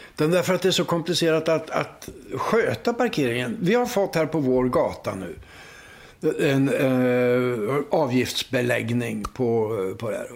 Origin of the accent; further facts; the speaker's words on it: Linköping, Östergötland, Sweden; När jag var barn i Linköping